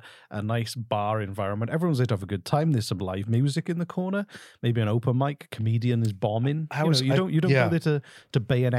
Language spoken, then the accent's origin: English; United Kingdom; That's because I'm British.